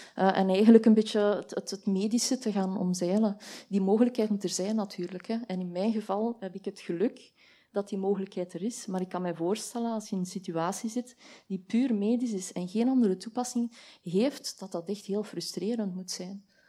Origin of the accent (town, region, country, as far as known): Belgium